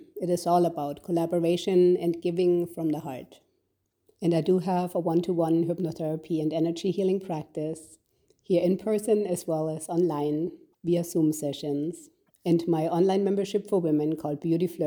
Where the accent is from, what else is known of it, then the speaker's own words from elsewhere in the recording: Germany; Growing up in Germany in the 70s and 80s, I had a beautiful childhood